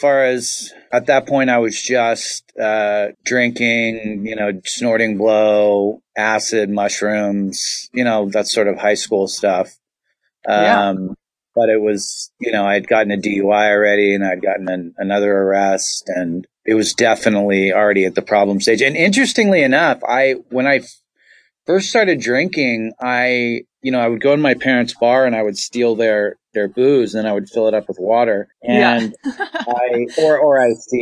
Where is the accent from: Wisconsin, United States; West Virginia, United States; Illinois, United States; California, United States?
California, United States; Los Angeles; I'm in LA. I'm an LA native